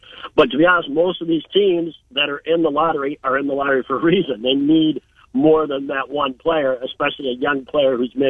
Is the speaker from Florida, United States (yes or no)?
no; Minnesota, United States; I'm from Minnesota